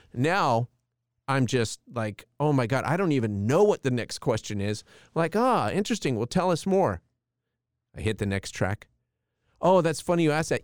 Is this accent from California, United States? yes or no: yes; Palm Springs, California, United States; We grew up in Palm Springs, California